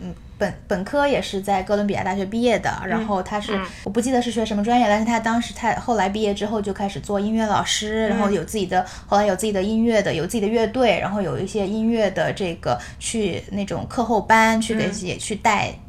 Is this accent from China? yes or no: yes; China; now in United States; 到哪儿都是我们就是中国人